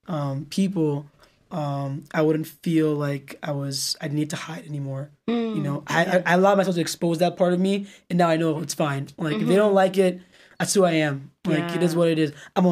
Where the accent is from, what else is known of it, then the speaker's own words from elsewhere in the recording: United Kingdom; accent: British; So like, you know, so I would use my British accent, but I remember like going to bed, like thinking, oh, like if we're staying here, my accent is going to change.